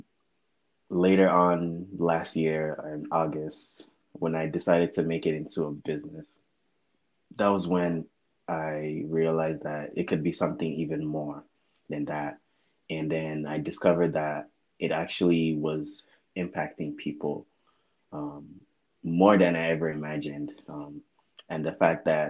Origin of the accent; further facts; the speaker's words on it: United States; also born or lived in Lagos, Nigeria; I was 8 years old when we came to the U.S.